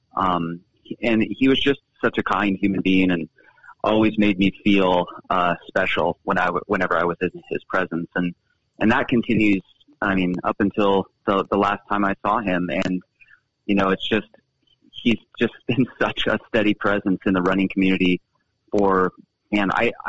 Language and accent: English; Billings, Montana, United States; now in Helena, United States; I grew up in the Billings area